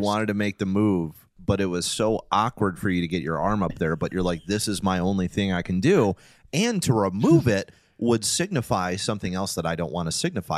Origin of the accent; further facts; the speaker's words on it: Detroit, Michigan, United States; growing up in Detroit